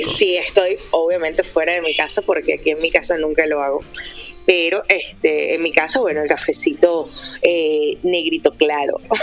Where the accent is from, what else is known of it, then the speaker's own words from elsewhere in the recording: Venezuela; also born or lived in Santiago, Chile; now in Medellín, Colombia; soy venezolana, eh, viví cuatro años en Santiago, amo Chile, me siento chilena